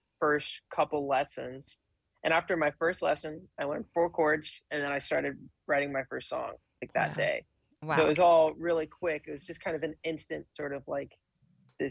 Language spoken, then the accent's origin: English; Tyler, Texas, United States; also born or lived in Dallas, Texas; We lived in Dallas for around 10 years, so I sort of grew up in Dallas, but most of like my core memories are in Tyler